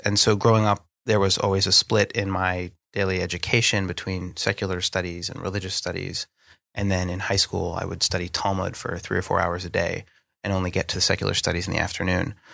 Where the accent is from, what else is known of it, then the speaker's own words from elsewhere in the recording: Northeast, United States; accent: American; moved away as an adult; now in London, United Kingdom; the place that I grew up in the Northeast